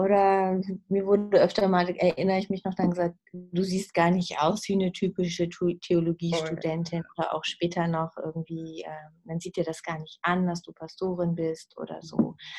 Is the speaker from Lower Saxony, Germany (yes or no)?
yes; Uslar, Lower Saxony, Germany; moved away as an adult; also born or lived in Peru; ich bin aufgewachsen in der Nähe von Uslar im Solling